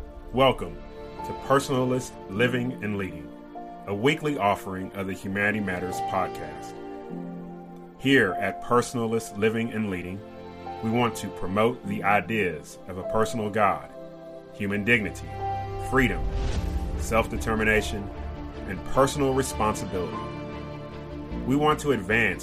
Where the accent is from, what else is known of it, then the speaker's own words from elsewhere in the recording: Kentucky, United States; my home state of Kentucky